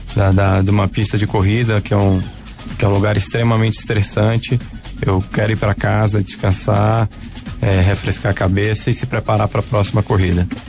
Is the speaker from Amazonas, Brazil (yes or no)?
yes; Manaus, Amazonas, Brazil; eu nasci em Manaus e minha família continua em Manaus